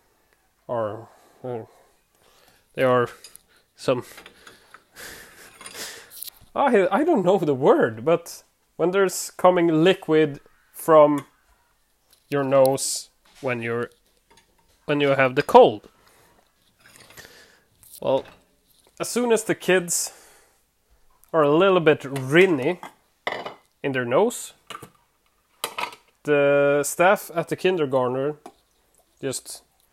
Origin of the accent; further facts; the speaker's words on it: Sweden; English is a second language; I'm from Sweden. I live in Sweden, born in Sweden.